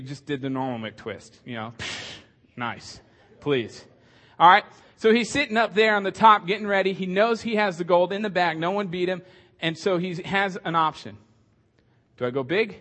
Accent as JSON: {"language": "English", "town": "San Diego", "region": "California", "country": "United States", "tie": "born or raised there", "said": "growing up in San Diego"}